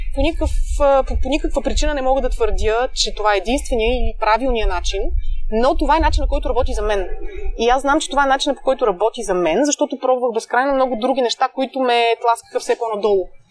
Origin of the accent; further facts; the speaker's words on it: Pleven, Pleven Province, Bulgaria; also born or lived in Blagoevgrad; now in Sofia, Bulgaria; аз съм от Плевен, учила съм в Благоевград